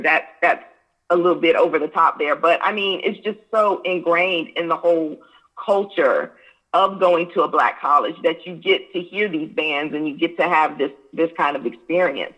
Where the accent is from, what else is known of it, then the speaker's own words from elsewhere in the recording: Hampton, Virginia, United States; I was raised in Hampton, Virginia